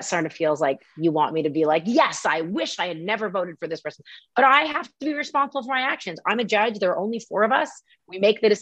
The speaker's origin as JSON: {"language": "English", "country": "Canada", "also_born_or_lived": "New York", "moved": "yes", "said": "I'm from Canada and I grew up learning French as well"}